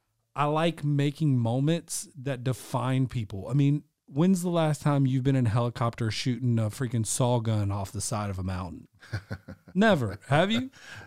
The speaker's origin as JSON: {"language": "English", "town": "Norcross", "region": "Georgia", "country": "United States", "tie": "born or raised there", "said": "I realized at a very early age because I grew up in Norcross and just experienced a lot of death"}